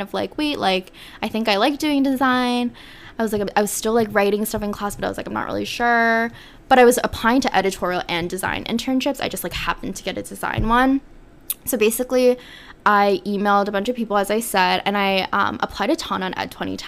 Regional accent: South Korea; moved away as an adult; So I grew up in Korea, and my family still lives in Korea.

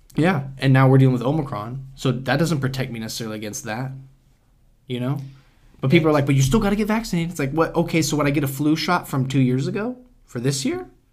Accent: United States; as an American

